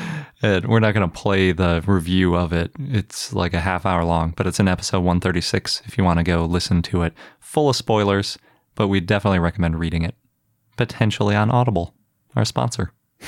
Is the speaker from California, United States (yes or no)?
no; Wisconsin, United States; the University of Wisconsin at Madison, my home state.